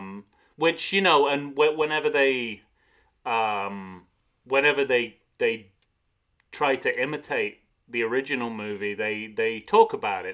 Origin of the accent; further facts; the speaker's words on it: United Kingdom; moved away; a British expat